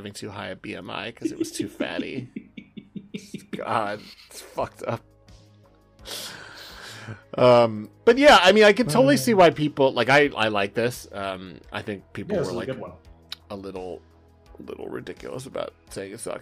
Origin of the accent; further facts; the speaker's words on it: Southern California, United States; I'm from Southern California